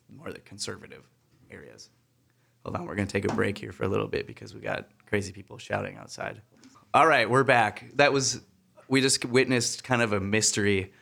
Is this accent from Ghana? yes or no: no; Wisconsin, United States; my home state of Wisconsin